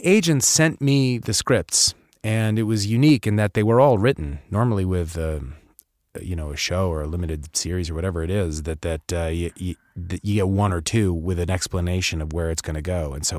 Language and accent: English; East Coast, United States; born there; also born or lived in California / England / Midwest; I was born in the East Coast, but, you know, I then moved to California. I moved around a bunch of places. I've spent a lot of time in England and then the Midwest for, you know, a good chunk of my adolescence.